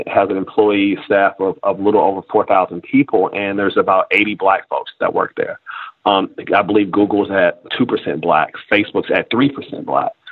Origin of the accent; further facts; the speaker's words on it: Kansas City, Missouri, United States; now in San Francisco, United States; I am originally from Kansas City, Missouri